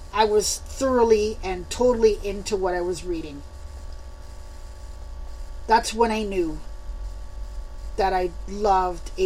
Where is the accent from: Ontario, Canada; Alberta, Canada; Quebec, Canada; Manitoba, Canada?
Quebec, Canada; Montreal; moved away as an adult; now in Saskatchewan, Canada; I was born and raised in Montreal, the West Island to those who live in Montreal